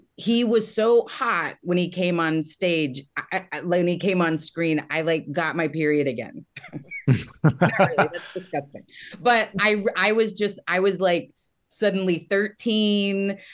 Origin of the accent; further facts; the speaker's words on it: Texas, United States; moved away; also born or lived in Los Angeles; I'm from Texas, but I was in L